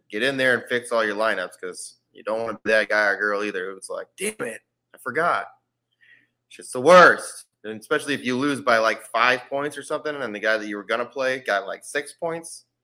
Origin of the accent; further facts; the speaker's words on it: South Haven, Minnesota, United States; I'm from South Haven, Minnesota, bro. Talk about small town, 187 people.